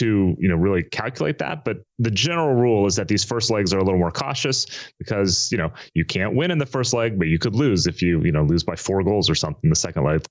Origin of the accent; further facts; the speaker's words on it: United States; I was born and raised in America